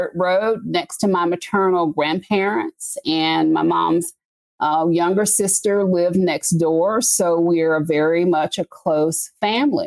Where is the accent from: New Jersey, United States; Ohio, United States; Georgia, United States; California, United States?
Georgia, United States; Covington; I was born and raised in Covington, Georgia